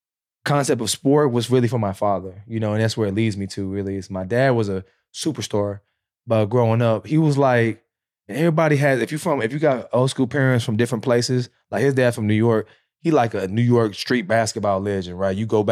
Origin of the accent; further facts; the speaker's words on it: South Korea; I grew up in Korea.